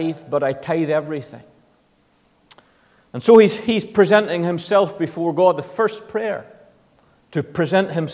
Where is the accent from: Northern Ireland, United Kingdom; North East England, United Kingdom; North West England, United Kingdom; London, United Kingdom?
Northern Ireland, United Kingdom; I come from the Protestant side of the community in Northern Ireland. That's just what I've grown up in.